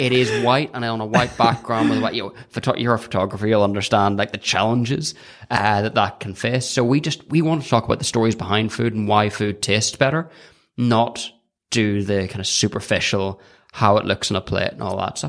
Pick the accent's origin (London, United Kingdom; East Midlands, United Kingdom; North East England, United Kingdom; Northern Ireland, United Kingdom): Northern Ireland, United Kingdom; County Down; I'm from County Down